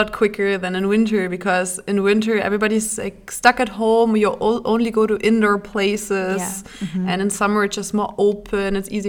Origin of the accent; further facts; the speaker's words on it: Kiel, Schleswig-Holstein, Germany; moved away; I always felt like I want to move to Kiel again, because I feel kind of at home, because I kind of grew up here